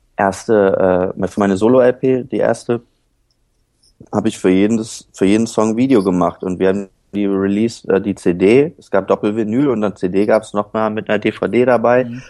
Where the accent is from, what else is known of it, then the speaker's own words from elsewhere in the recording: Höhr-Grenzhausen, Rhineland-Palatinate, Germany; moved away; also born or lived in Kiel / Schleswig-Holstein near the Danish border / Neuwied / Cologne; dann mit sechs bin ich in Westerwald gezogen, nach Hörgrenzhausen